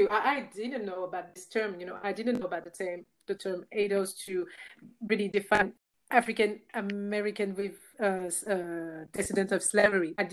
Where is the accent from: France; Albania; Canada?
France; English is a second language; on paper I'm French. I got Congolese origins.